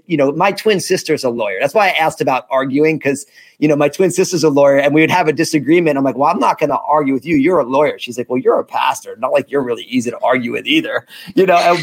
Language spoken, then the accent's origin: English; New Jersey, United States; I was at Rutgers in New Jersey, my home state